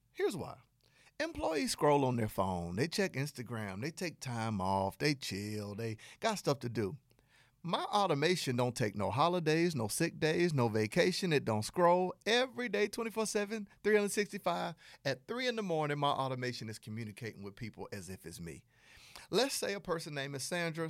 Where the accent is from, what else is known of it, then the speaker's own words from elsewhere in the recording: Southern United States, United States; accent: Southern; my Southern accent